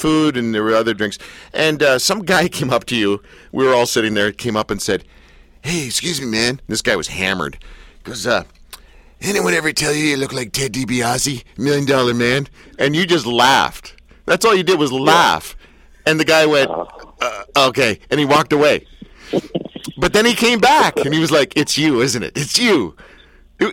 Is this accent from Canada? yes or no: yes; Canada; I'm a Canadian